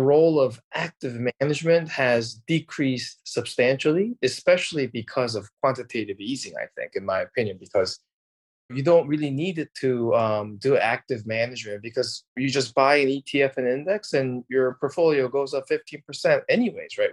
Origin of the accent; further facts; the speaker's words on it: South Korea; moved away; I'm originally from Korea